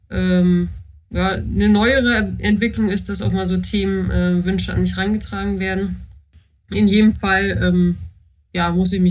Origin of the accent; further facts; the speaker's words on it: Mecklenburg-Vorpommern, Germany; Ich wohne nach langen Irrungen und Wirrungen ähm, wieder in meiner Heimat in Mecklenburg-Vorpommern, in einer Kleinstadt bei Rostock.